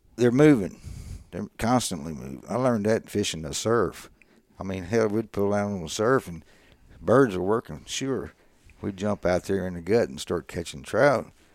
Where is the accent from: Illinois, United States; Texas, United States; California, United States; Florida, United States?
Texas, United States; Bay City; I grew up here in Bay City